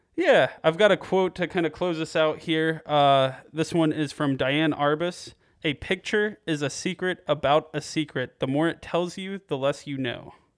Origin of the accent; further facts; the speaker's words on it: Piqua, Ohio, United States; moved away; I'm from Piqua, uh, just north of Dayton